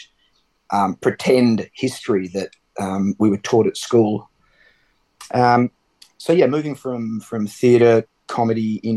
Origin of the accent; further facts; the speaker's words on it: South Australia, Australia; also born or lived in Barossa Valley; growing up in South Australia, you